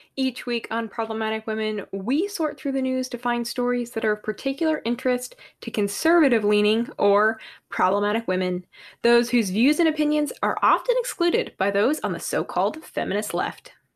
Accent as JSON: {"language": "English", "region": "Massachusetts and New Hampshire", "country": "United States", "tie": "born or raised there", "also_born_or_lived": "Georgia", "moved": "yes", "said": "I grew up in Massachusetts and New Hampshire"}